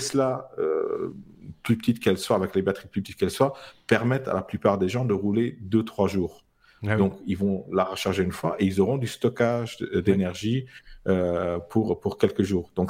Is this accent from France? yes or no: no; Luxembourg; même si je suis luxembourgeois.